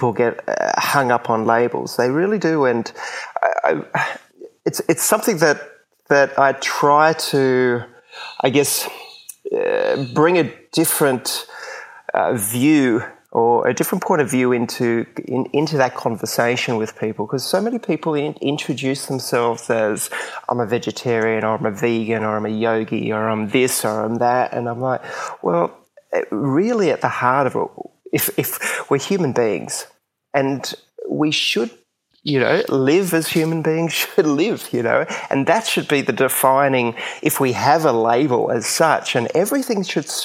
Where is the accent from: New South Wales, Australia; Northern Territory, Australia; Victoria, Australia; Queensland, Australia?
Queensland, Australia; I grew up in Queensland, and basically that's where I am now, near the Gold Coast